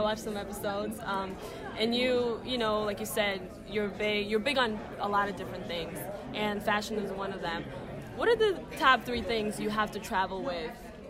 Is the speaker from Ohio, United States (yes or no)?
no; New York, United States; I'm from New York